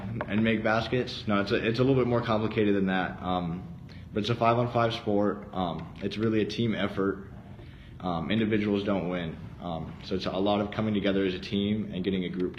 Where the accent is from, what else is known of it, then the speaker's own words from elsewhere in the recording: Arizona, United States; I was born and raised in Arizona.